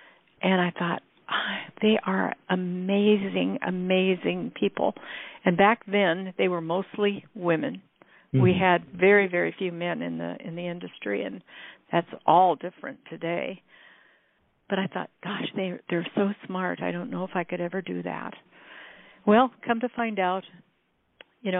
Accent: Iowa, United States; now in California, United States; Iowa, which is where I grew up

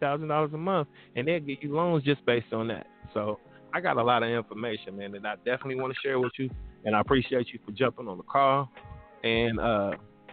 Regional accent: Ohio, United States; born or raised there

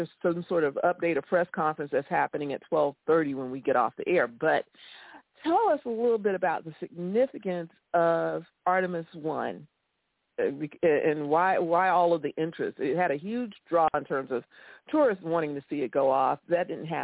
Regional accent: Florida, United States; I live in Florida. I grew up in Florida

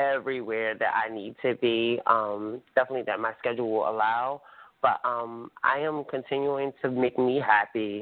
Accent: Atlantic City, New Jersey, United States; Atlantic City, my hometown

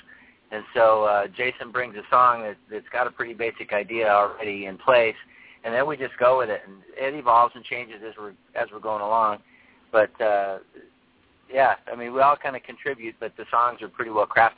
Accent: Seattle, Washington, United States; moved away; I'm from Seattle

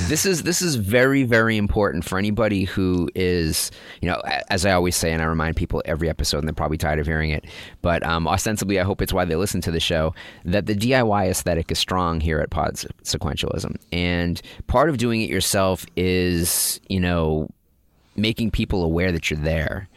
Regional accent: north of Boston, Massachusetts, United States; growing up in north of Boston

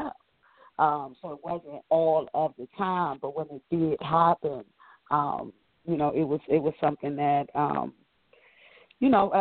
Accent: Washington, District of Columbia, United States; growing up in Southeast D.C., number 8 of 9 children

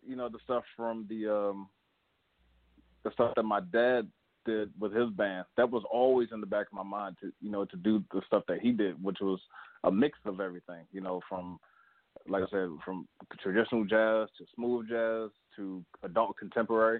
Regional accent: Baltimore, Maryland, United States; my hometown, Baltimore

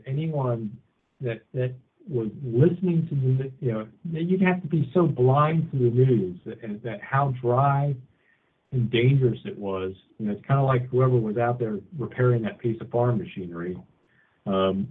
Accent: Washington, District of Columbia, United States; now in Lane County, Oregon, United States; I'm from the Washington, D.C. area, and I used to commute on the Capitol Beltway

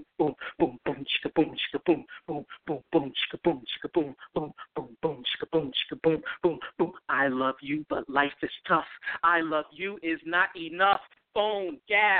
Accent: New York City, New York, United States; now in New Jersey, United States; I'm originally from you know, the birthplace of anything that's dope, which is Brooklyn

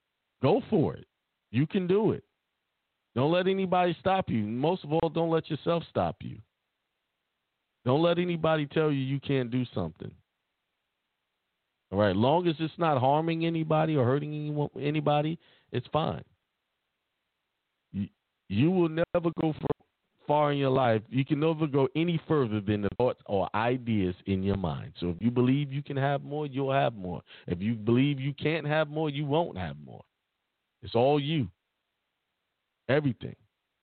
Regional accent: Florida, United States; also born or lived in Germany; I was born in Germany but lived in Florida all my life.

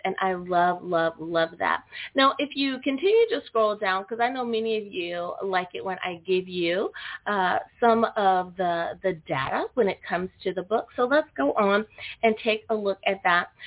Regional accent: United States; my home country, the good old U.S.

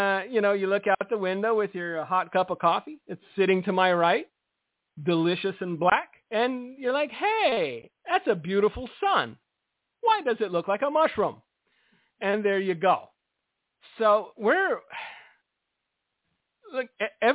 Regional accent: United States; I'm an American. I'm here. I grew up here

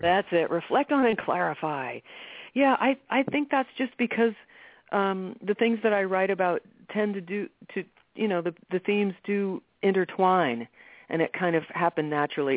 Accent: New York, United States; I was born in New York City

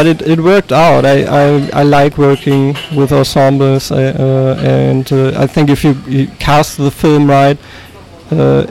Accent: Unna, North Rhine-Westphalia, Germany; my hometown, Unna, near Dortmund, in West Germany.

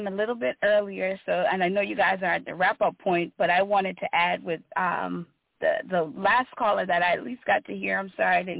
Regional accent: Lowcountry, United States; now in Baltimore, United States; although I live here in Baltimore, I'm from the Lowcountry.

